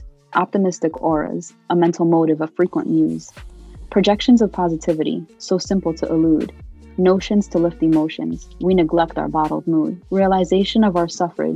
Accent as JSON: {"language": "English", "country": "United States", "tie": "born or raised there", "also_born_or_lived": "Palestine", "first_language": "Arabic", "second_language": "English", "said": "Although I was born in America"}